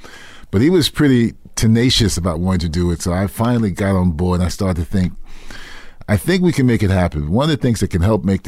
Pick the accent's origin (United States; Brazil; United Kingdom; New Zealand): United States; New York City, New York; I grew up in East Harlem.